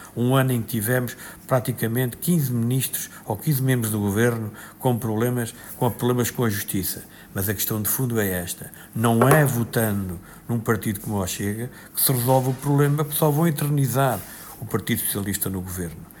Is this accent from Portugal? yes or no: yes; Castelo Branco, Portugal; Eu sou de Castelo Branco